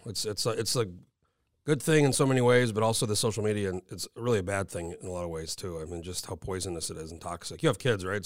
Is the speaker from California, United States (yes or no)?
no; New Mexico, United States; now in Anchorage, United States; I'm from New Mexico originally